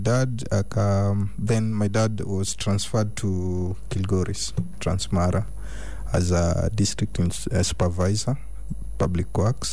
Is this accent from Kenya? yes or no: yes; Narok, Narok County, Kenya; I was born in Narok. Narok County